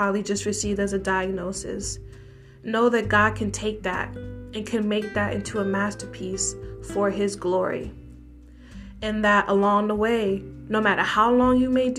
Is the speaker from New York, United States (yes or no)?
yes; New York City, New York, United States; also born or lived in Brooklyn, New York; I am a New York City native, born and raised in the Bronx, aka the best borough